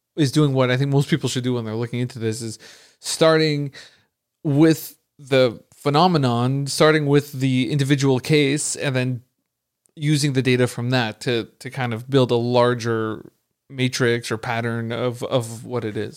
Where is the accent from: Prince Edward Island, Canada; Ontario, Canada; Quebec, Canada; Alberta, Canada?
Quebec, Canada; Montreal; I'm from Montreal